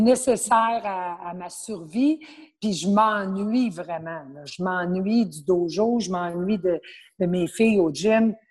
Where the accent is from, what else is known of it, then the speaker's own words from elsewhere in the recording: Abitibi, Quebec, Canada; now in Montreal, Canada; je suis originaire de l'Abitibi.